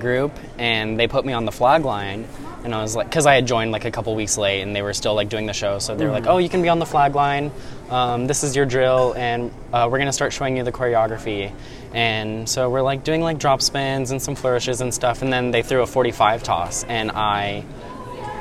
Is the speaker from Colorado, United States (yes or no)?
yes; Arvada, Colorado, United States; moved away; I'm from Arvada, Colorado, and went to Arvada High School